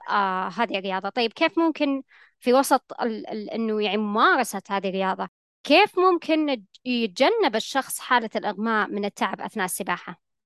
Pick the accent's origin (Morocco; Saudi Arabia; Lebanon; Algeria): Saudi Arabia; عندنا في المملكة العربية السعودية